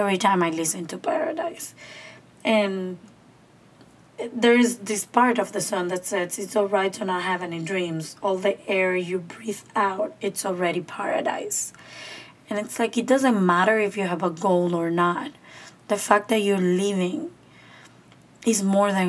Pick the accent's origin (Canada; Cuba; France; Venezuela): Cuba; moved away; my hometown's park